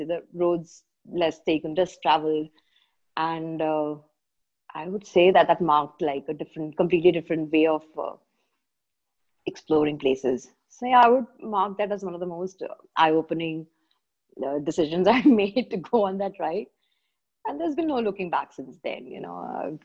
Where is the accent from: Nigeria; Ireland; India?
India; Kerala; I'm from Kerala